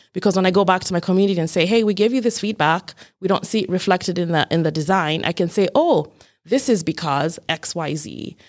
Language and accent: English; Kenya; moved away as an adult; now in Rochester, United States; I was born and raised in Kenya, which is in East Africa